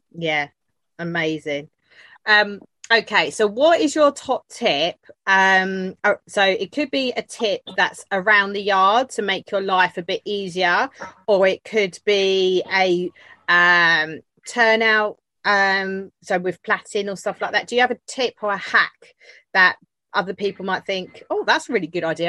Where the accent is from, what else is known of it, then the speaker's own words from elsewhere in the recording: Canada; as a Canadian